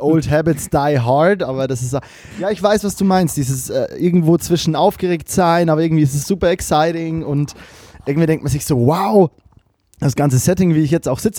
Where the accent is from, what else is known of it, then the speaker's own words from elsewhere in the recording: Bavaria, Germany; now in Cologne, Germany; mir als Bayer, der in Köln lebt